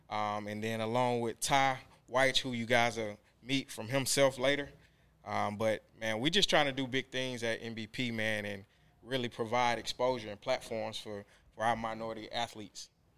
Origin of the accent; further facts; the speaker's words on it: College Park, Georgia, United States; I'm originally from College Park, Georgia, man. So, homegrown here in the Atlanta area. APS graduate, Mays High School.